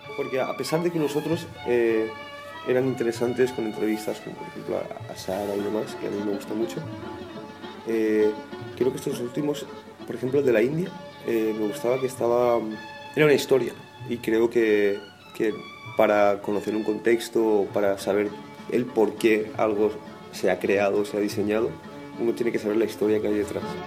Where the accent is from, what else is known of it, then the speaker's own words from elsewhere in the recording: Valencia, Valencian Community, Spain; De España